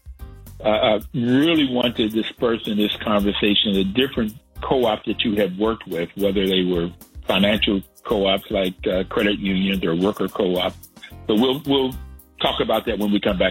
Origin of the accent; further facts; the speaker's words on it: Bluefield, West Virginia, United States; also born or lived in New York; I grew up in Bluefield, West Virginia.